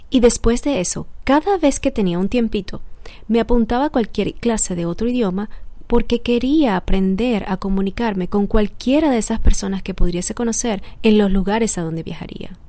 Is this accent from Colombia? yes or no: no; Barquisimeto, Lara, Venezuela; born there; Nací en Barquisimeto, Venezuela